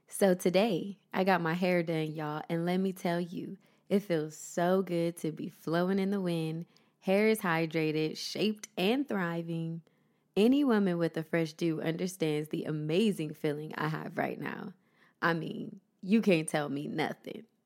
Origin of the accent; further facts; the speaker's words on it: Columbus, Ohio, United States; moved away as an adult; now in Los Angeles, United States; my hometown, Columbus, Ohio